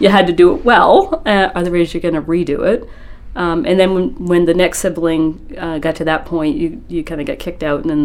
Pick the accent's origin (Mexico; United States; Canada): United States; Winn, Maine; I grew up in Wynn, Maine, which is about an hour north of Bangor